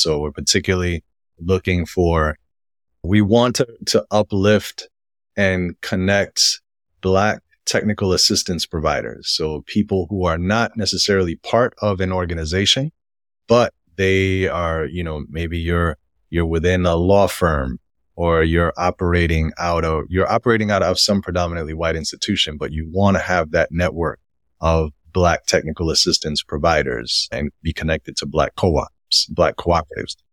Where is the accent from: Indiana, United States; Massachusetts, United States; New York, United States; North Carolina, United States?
New York, United States; New York City; born or raised there